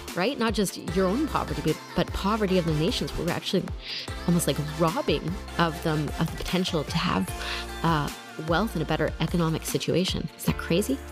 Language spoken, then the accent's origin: English; Canada; moved away as an adult; also born or lived in Germany / Ukraine; I'm originally Canadian